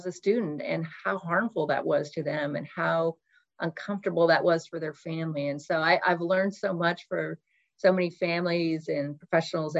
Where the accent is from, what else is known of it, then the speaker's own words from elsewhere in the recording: Oak Harbor, Washington, United States; I grew up in Oak Harbor, thanks to the military base where most of my family and friends served.